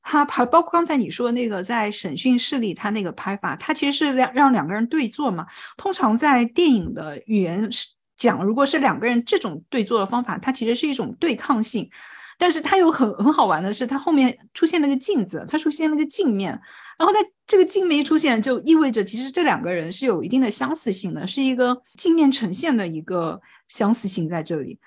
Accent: China; 作为中国人

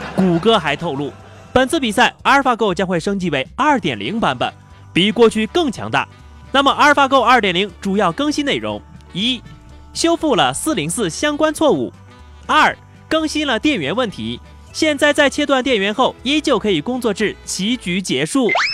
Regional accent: northern China, China; 大胖子跟我都是北方人

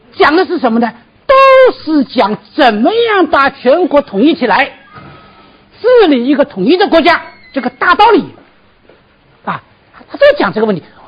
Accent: Zhejiang, China; 我老家就是吴语区啊，浙江啊。吴语区这个温州话听不懂，徽州话我也听不懂。我，我父亲是宁波人，母亲是温州人，我到现在听不懂我母亲的话

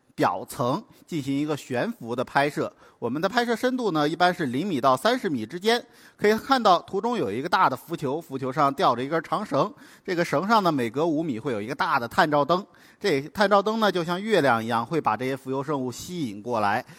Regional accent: Hainan, China; 我是从小在海南生长的

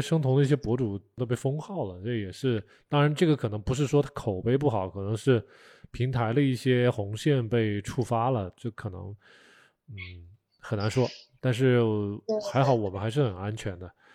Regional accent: China; 我们可能作为中国人嘛，从小都是被 被训斥大的，被，被吓大的

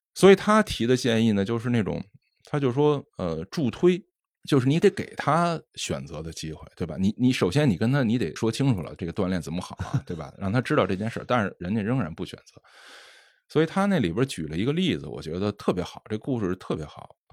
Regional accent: China; 我们中国人

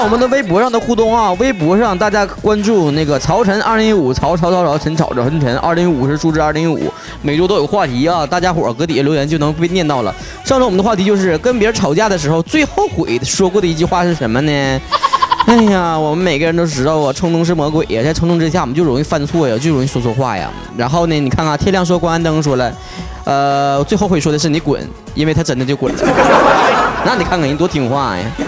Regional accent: Northeast China, China; accent: Northeastern Mandarin; 咱们东北人也非常地有道，有这个内涵的人啊，啊，咱话糙理不糙的这种人，而且直爽充满幽默感

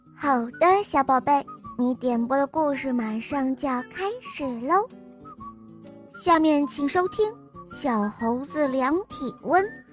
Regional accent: Dalian, Liaoning, China; 我今年四岁了，我来自大连。

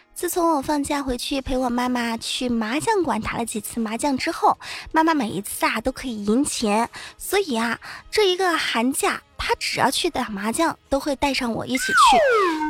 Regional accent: Wenzhou, Zhejiang, China; 作为一个温州人

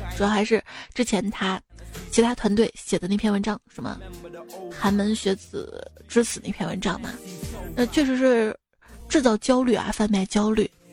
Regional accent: Ningbo, Zhejiang, China; 我老家宁波的嘛

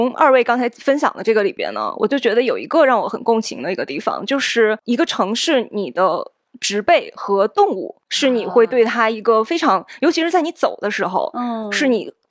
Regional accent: Zhengzhou, Henan, China; moved away as an adult; also born or lived in Beijing; 也不算是特别小的城市出身，我是郑州的。我从郑州来到北京上学的时候，

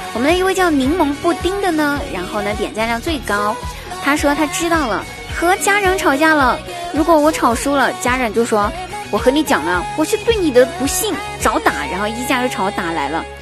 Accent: southern China, China; 我也是南方人啊

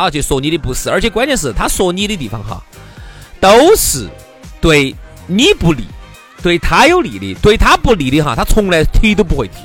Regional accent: Sichuan, China; 我们四川这边呢，喜欢咋说呢？热得啥子爆？热得呸爆！

